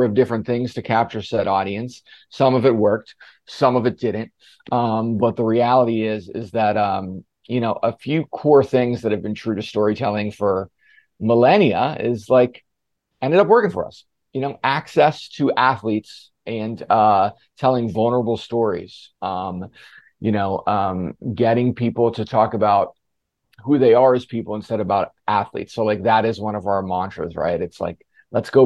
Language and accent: English; Western Pennsylvania, United States; moved away as an adult; I'm from Western Pennsylvania